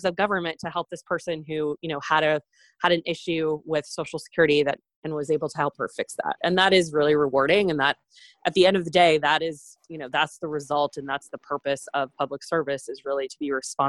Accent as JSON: {"language": "English", "region": "Maine", "country": "United States", "tie": "born or raised there", "moved": "as an adult", "said": "my family's house, where I grew up in Maine"}